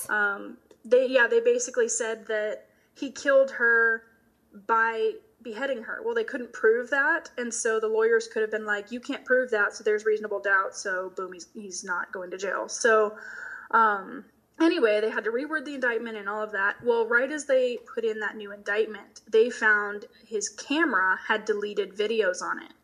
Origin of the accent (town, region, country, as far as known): Macon, Georgia, United States; born or raised there